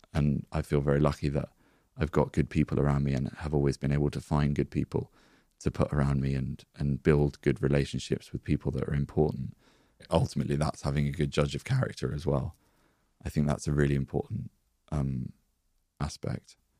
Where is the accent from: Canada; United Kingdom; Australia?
United Kingdom; We're British